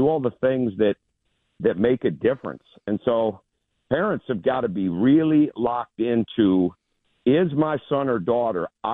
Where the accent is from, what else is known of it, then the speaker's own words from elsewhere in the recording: Michigan, United States; growing up in Michigan